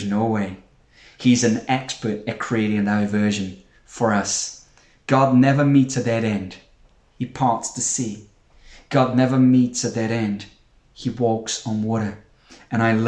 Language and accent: English; Brazil; now in United Kingdom; We're not from the UK. I'm from Brazil